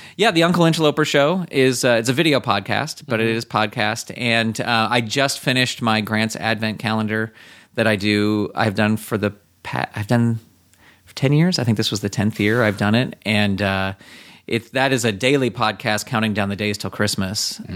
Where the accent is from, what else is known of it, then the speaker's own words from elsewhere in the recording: San Francisco, California, United States; growing up in San Francisco, there was a show called Buster and Me